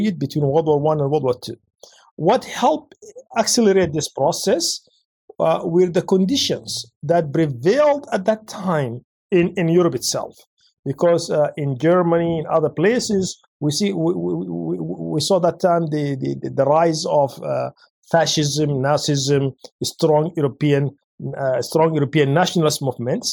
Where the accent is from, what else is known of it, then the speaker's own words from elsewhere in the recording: Yemen; moved away; my home country, Yemen